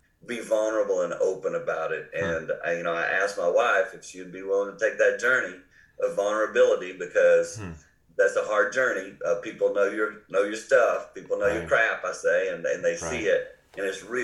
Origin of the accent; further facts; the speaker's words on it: the Carolinas, United States; accent: Carolina; now in Michigan, United States; I grew up in the Carolinas, you can tell by my accent.